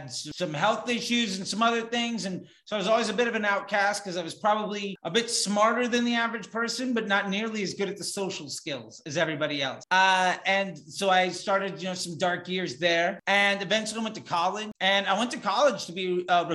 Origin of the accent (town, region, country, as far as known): Northern Virginia, United States; born or raised there; also born or lived in Florida; now in Los Angeles, United States